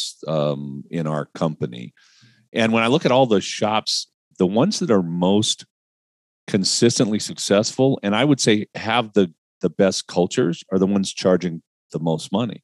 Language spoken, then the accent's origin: English; Palm Springs, California, United States; I grew up in Palm Springs, and I worked on cars in Palm Springs in a brick building with no air conditioning